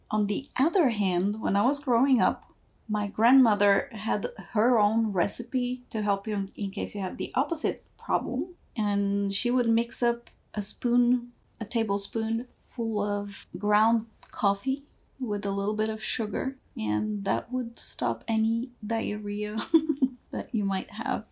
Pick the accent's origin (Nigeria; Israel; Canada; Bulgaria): Bulgaria; moved away; also born or lived in former Yugoslavia; When I was growing up, I was born in Bulgaria, and my formative years were split between Bulgaria and former Yugoslavia.